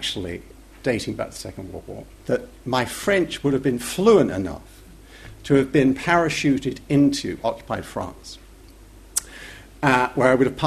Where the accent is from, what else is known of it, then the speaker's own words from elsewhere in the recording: England, United Kingdom; accent: English; my indelible English accent would give me away as not really a native at all